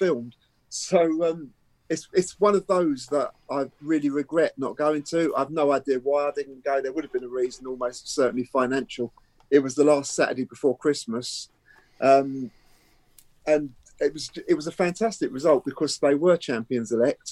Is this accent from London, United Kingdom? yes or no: yes; London, United Kingdom; I was from Shepherd's Bush, so I went to school in Shepherd's Bush